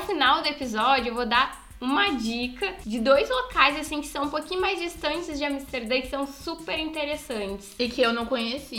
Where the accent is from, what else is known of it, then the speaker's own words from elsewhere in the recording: Brazil; nós, enquanto brasileiros